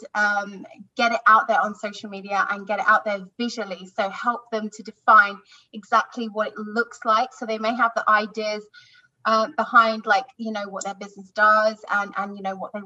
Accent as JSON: {"language": "English", "region": "London", "country": "United Kingdom", "said": "I'm from London, UK."}